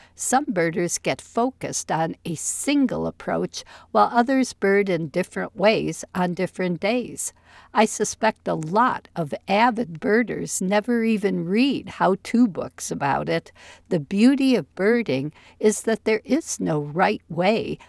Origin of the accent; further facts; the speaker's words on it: near Chicago, Illinois, United States; moved away; also born or lived in East Lansing, Michigan; where I grew up near Chicago